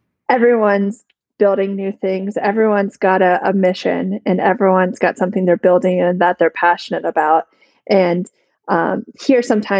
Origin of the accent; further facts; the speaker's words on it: Plano, Texas, United States; So from the Plano-Richardson area, I went to J.J. Pierce High